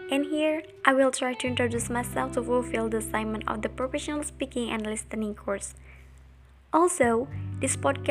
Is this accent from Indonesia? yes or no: yes; Indonesia; also born or lived in Jakarta; I was born in Jakarta June 11, 2002, but I live in Pamulian village with my grandma and my grandpa since I was 5 years old